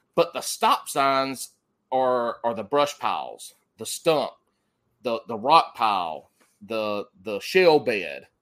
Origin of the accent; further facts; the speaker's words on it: South Carolina, United States; accent: country; now in North Carolina, United States; growing up in South Carolina